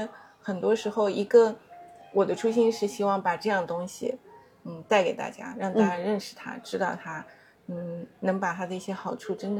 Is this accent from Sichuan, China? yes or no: no; Hangzhou, Zhejiang, China; moved away; 我我我也是就是土生土长杭州人嘛，